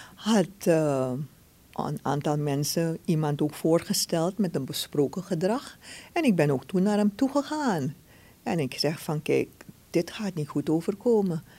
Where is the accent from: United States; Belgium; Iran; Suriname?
Suriname; zijn we Surinamers